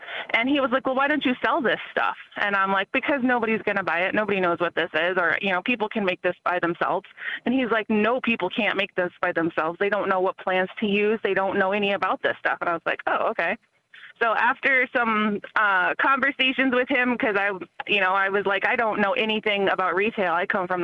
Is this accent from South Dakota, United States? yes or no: yes; Milks Camp, South Dakota, United States; moved away; also born or lived in Mankato, Minnesota; I come from Milk's Camp, South Dakota, which is like 6 hours away